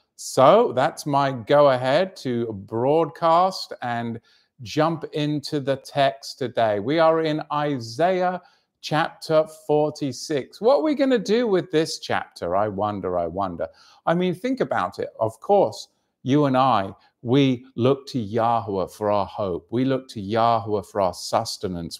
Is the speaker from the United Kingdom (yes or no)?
yes; England, United Kingdom; moved away; my home country, of course, which was invaded by the Romans